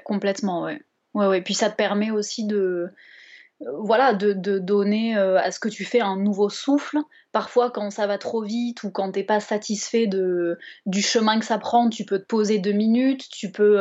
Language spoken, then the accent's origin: French; Bordeaux, Nouvelle-Aquitaine, France; Je viens de Bordeaux